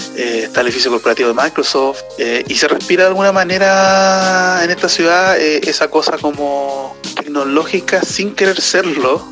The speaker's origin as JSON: {"language": "Spanish", "country": "Chile"}